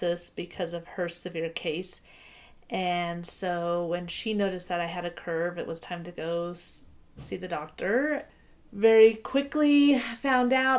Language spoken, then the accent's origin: English; Oregon, United States; moved away as an adult; now in Utah, United States; grew up in Oregon and then have lived in Utah for the most part since going to college